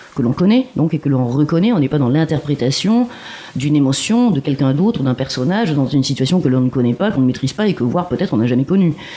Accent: Marseille, Provence-Alpes-Côte d'Azur, France; now in Montreuil, France; Moi, je suis originaire de Marseille

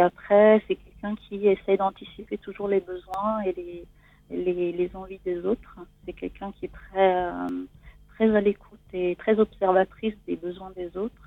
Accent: Italy; French is a second language; moved away as an adult; now in France; je suis née en Italie et j'ai grandi en Italie

